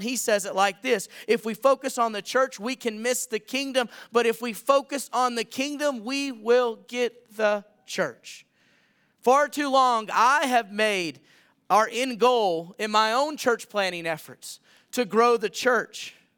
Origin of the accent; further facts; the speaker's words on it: Millington, Tennessee, United States; moved away as an adult; also born or lived in Montana; now in Anthem, United States; in my hometown, which is Millington, Tennessee.